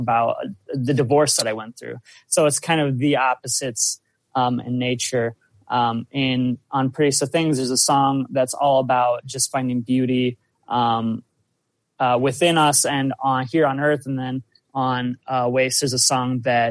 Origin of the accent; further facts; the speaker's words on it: South Dakota, United States; I'm from South Dakota